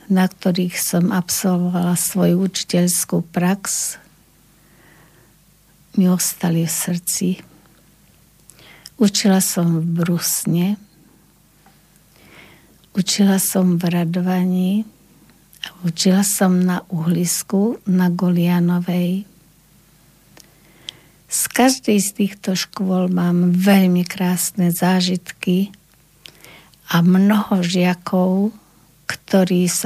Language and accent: Slovak; Lučenec, Banská Bystrica Region, Slovakia; moved away as an adult; som na dôchodku, mám 75 rokov, pochádzam z Lučenca a práve v Lučenci na prvom stupni ma učila pani učiteľka Pohánková